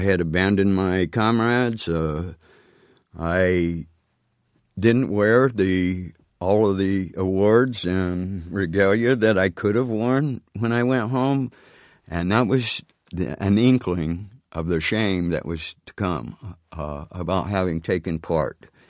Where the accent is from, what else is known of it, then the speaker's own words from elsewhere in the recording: near Phoenix, Arizona, United States; got a plane from Seattle to, uh, Phoenix, uh, where I was near my home